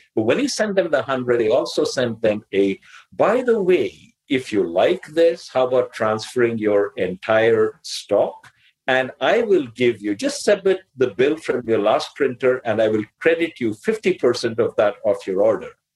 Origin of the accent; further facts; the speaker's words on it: India; English is a second language; I'm Indian and I grew up learning English by reading rather than by speaking